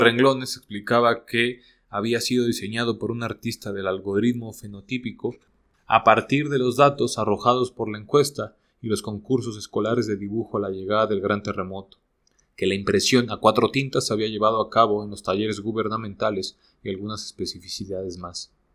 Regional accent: Mexico; soy mexicano

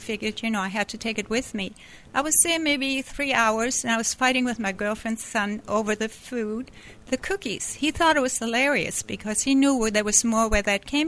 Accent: Hamburg, Germany; moved away as an adult; also born or lived in Canada; I grew up in Germany, in Hamburg

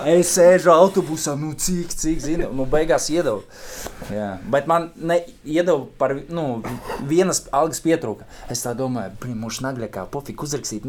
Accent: Riga, Latvia; no Rīgas, jā, bet sāk, pirmais klubs mans bija Auda

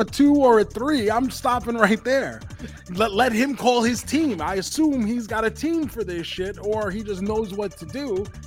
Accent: New York, United States; moved away as an adult; now in Tampa, United States; I spent what the first 29 years of my life in New York in Queens

